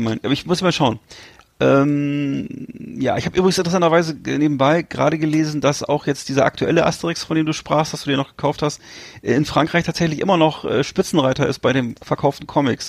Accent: Germany; als Deutsche

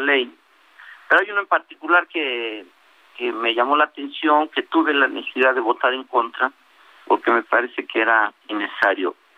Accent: State of Mexico, Mexico; mi estado, que yo soy del Estado de México

